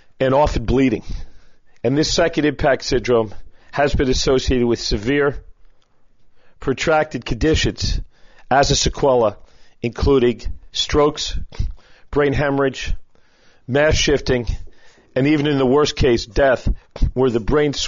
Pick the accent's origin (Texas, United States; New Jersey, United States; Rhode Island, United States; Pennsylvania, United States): Pennsylvania, United States; Philadelphia; I'm a Philadelphian